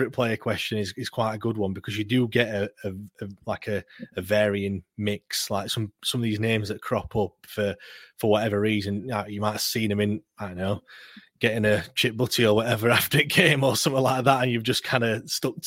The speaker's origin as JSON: {"language": "English", "town": "Sheffield", "region": "Yorkshire and the Humber", "country": "United Kingdom", "tie": "born or raised there", "said": "I grew up in Walkley, so from our bedroom I could see Hillsborough"}